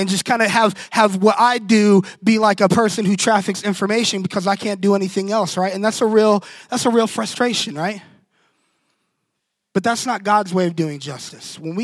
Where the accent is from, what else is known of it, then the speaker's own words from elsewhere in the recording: Orlando, Florida, United States; moved away; I'm from Orlando, and our church is actually like 2 miles from Pulse nightclub